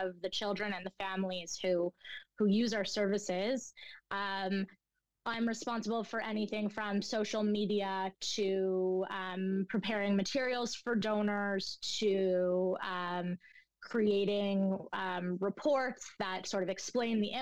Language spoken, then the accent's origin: English; Toronto, Ontario, Canada; also born or lived in Montreal; I grew up in the Jewish school system in Toronto